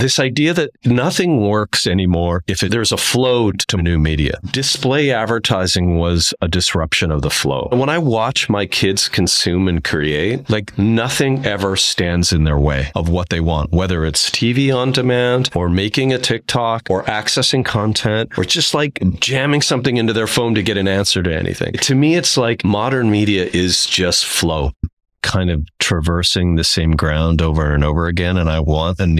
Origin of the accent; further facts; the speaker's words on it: Saskatchewan, Canada; moved away; I'm not from Saskatoon. I'm from Saskatchewan.